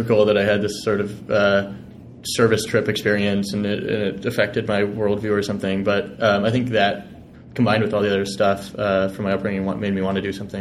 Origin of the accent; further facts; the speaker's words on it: Milwaukee, Wisconsin, United States; I grew up in Milwaukee, Wisconsin